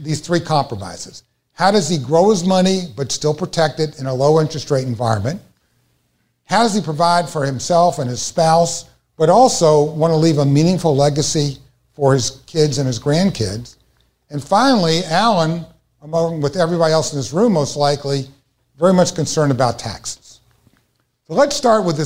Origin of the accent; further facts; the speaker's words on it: Louisville, Kentucky, United States; I'm from Louisville, Kentucky